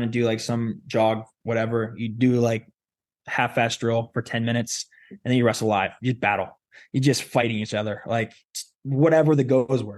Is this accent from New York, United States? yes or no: no; Ohio, United States; also born or lived in Wyoming; I moved in sixth grade from Wyoming to Ohio